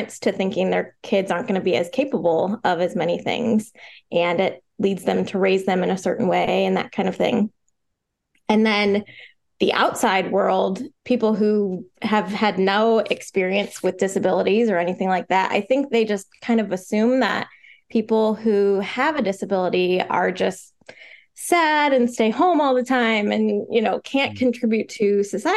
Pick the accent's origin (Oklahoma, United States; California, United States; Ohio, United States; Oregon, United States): Ohio, United States; Northeast; moved away as an adult; now in Florida, United States; So I was born and raised in Ohio, Northeast Ohio. And then I moved to Florida a little over a year ago.